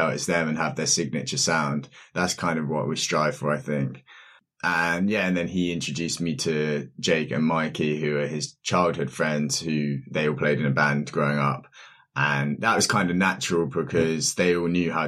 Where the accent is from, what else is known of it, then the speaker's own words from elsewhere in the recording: Reading, South East England, United Kingdom; now in London, United Kingdom; I'm from Berkshire area, Reading